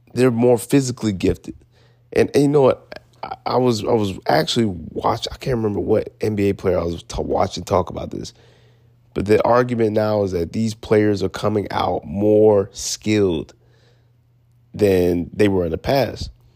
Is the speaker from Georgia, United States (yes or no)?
yes; Atlanta, Georgia, United States; I'm from Atlanta, Georgia